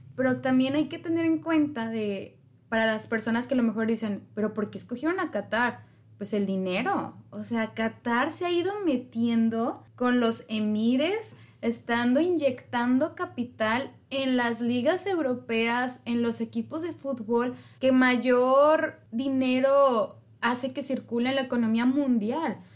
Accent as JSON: {"language": "Spanish", "country": "Mexico", "said": "somos 130 millones de mexicanos"}